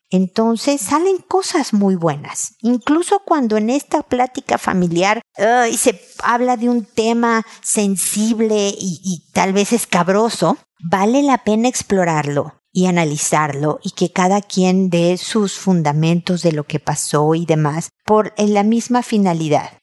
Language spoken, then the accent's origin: Spanish; Mexico; now in Chile; en México, mi país de origen, y en Chile, donde vivo